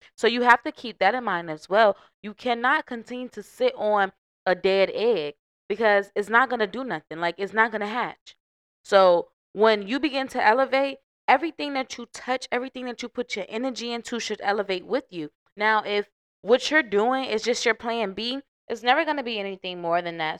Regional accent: Norfolk, Virginia, United States; moved away; I am from Norfolk seven five seven

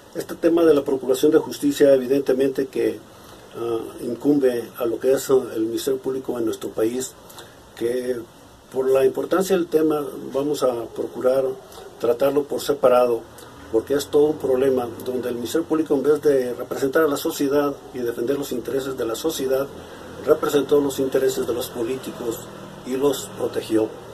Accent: Comala, Colima, Mexico; soy originario de Comala, Colima.

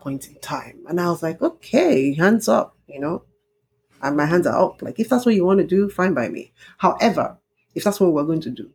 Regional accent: Ijebu, Ogun State, Nigeria; moved away as an adult; I'm from Ijebu, and Ijebu people are known to party and party

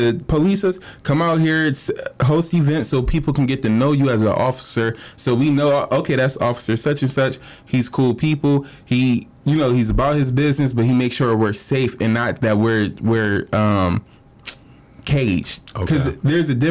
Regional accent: Cleveland, Ohio, United States; I'm from Cleveland

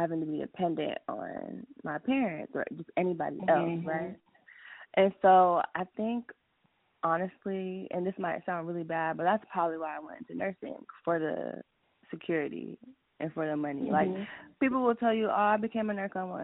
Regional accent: New York, United States; now in Georgia, United States; I'm from New York, but I was born in New York, but I'm practically from Georgia at this point.

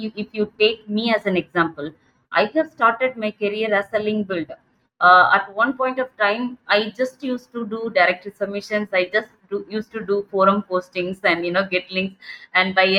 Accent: Tamil Nadu, India; now in Bangalore, India; I'm from the southern part of India, Tamil Nadu.

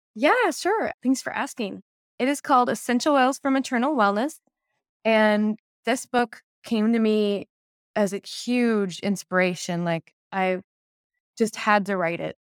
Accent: Portland, Oregon, United States; I'm from Portland, Oregon

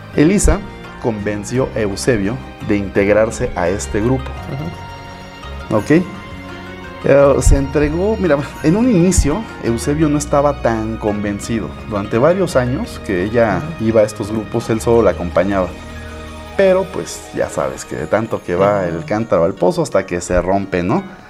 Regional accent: Mexico

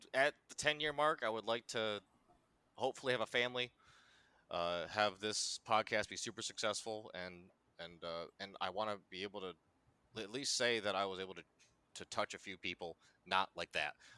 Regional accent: Connecticut, United States; I'm from Connecticut

